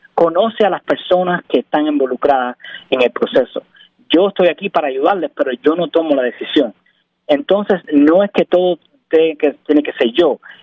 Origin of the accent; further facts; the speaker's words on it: Cuba; also born or lived in Miami, United States / Rhode Island, United States; now in Pennsylvania, United States; soy cubano, ah, nací en Cuba, emigré en el 98